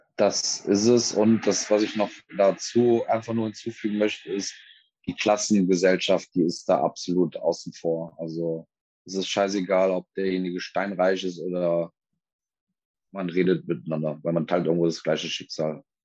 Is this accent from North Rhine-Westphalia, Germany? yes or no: yes; Cologne, North Rhine-Westphalia, Germany; ich bin eine Kölsche Jung, das ist bei uns so